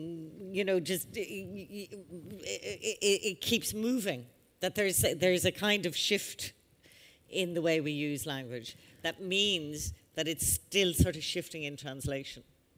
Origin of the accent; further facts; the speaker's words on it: Ireland; growing up in Ireland